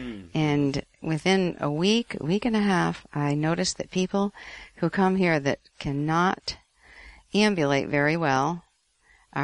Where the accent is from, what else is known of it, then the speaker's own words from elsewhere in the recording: Connecticut, United States; now in Florida, United States; I now live in Florida, but I grew up in Connecticut.